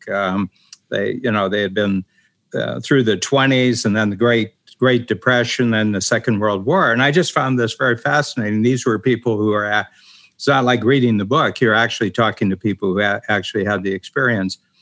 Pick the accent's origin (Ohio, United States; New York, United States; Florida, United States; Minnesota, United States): Ohio, United States; moved away as an adult; also born or lived in South Korea; I'm from Ohio, which is a farm country. I grew up on a farm